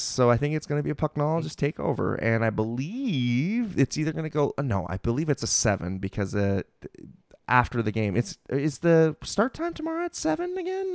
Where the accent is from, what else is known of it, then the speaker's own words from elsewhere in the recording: Mountain View, California, United States; I'm a Bay Area native. You know, I'm, I'm from Mountain View